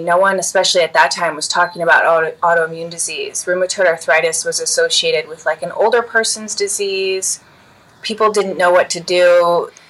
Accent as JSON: {"language": "English", "town": "Chicago", "region": "Illinois", "country": "United States", "tie": "born or raised there", "said": "growing up in Chicago, Illinois, I grew up at my mom's dance studio as a dancer"}